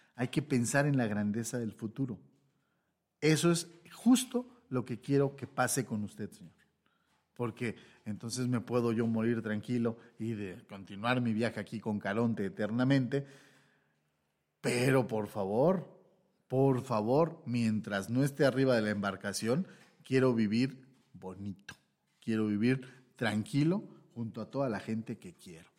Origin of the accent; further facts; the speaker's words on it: Mexico; eso es lo que somos. Mexicanos.